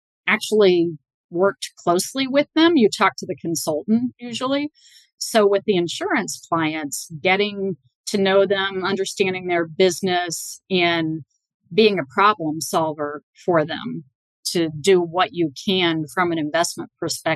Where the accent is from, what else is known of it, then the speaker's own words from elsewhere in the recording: Bellbrook, Ohio, United States; moved away as an adult; also born or lived in Boston; I grew up in Bellbrook, Ohio, which is a suburb of Dayton, Ohio, which was a small little town, 20,000 people